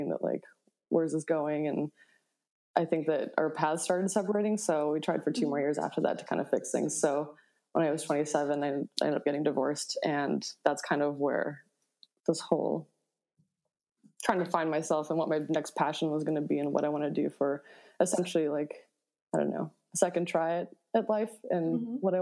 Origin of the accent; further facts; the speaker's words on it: Buffalo, New York, United States; I grew up in Buffalo, New York